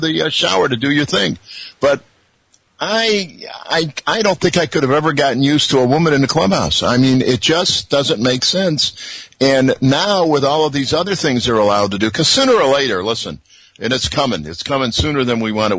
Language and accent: English; Chicago, Illinois, United States; I'm born and raised in Chicago